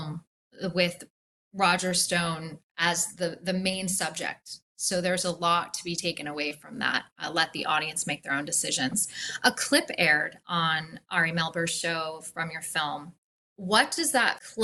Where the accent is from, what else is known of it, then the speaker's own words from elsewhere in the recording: United States; an American citizen